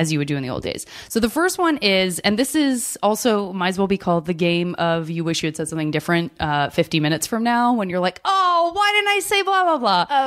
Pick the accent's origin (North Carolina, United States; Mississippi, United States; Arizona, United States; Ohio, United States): Arizona, United States; I'm from Arizona